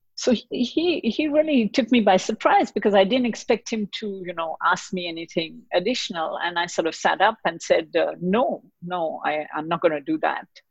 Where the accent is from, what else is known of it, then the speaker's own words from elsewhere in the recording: Mumbai, Maharashtra, India; moved away; also born or lived in Basel, Switzerland / Geneva, Switzerland / Lausanne, Switzerland; I grew up in Bombay in India, and my dad used to work for a Swiss pharmaceutical company